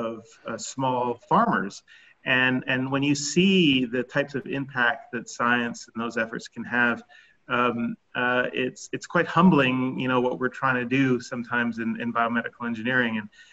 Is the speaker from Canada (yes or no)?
no; Colombia; also born or lived in Philippines; Growing up in South America and Colombia and in Asia and the Philippines, I guess it's shaped me in a couple of different ways.